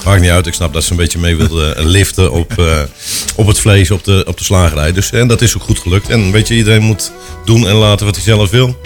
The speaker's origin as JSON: {"language": "Dutch", "town": "Schalkwijk", "region": "Utrecht", "country": "Netherlands", "tie": "born or raised there", "said": "ik kom inderdaad uit Schalkwijk. ik heb een, mijn vader was de dorpslager in het dorp."}